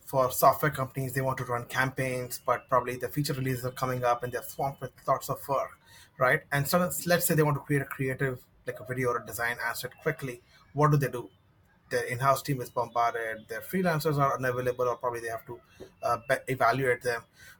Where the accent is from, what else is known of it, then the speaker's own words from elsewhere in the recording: Mumbai, Maharashtra, India; So I'm based in Mumbai, India, and probably grew in different cities in Mumbai